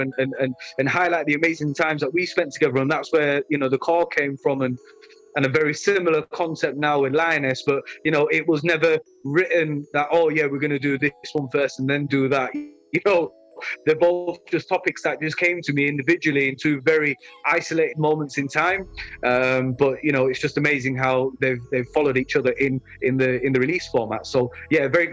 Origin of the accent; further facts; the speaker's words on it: Leeds, Yorkshire and the Humber, United Kingdom; I represent my hometown Leeds